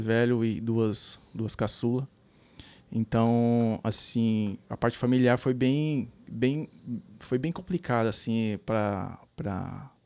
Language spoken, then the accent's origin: Portuguese; São Paulo, Brazil; moved away as an adult; also born or lived in Recife, Pernambuco; now in Columbus, United States; Eu sou de São Paulo, capital.